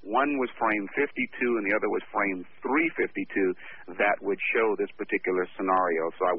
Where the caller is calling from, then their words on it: Richmond, California, United States; Good morning to both of you, and … I'm calling from Richmond, California.